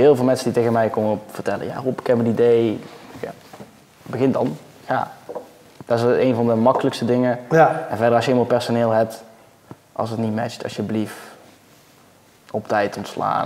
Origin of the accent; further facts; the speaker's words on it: Netherlands; als Nederlander